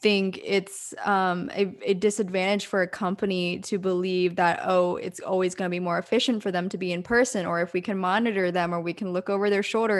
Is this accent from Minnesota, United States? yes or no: no; Pennsylvania, United States; also born or lived in Orange County, California; now in Los Angeles, United States; I grew up in Pennsylvania, then hopped over to SoCal, started out in O C first, and then made my way up to L A.